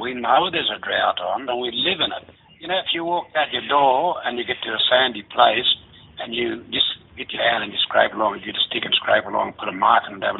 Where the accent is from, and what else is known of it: Barkindji, New South Wales, Australia